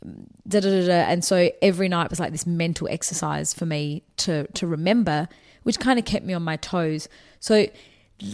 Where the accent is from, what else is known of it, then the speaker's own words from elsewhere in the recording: Australia; I'm from Australia